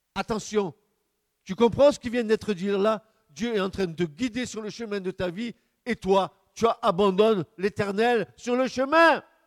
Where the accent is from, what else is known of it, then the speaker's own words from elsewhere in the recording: France; notre pays, notre beau pays de France